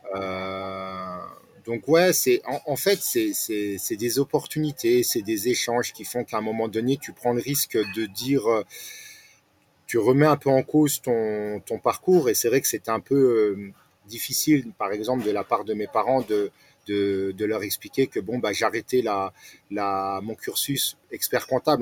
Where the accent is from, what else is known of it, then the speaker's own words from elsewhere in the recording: Nancy, Grand Est, France; also born or lived in Alsace / Strasbourg; j'ai grandi à Nancy, euh, Vendeuvre précisément, où j'ai fait mes études.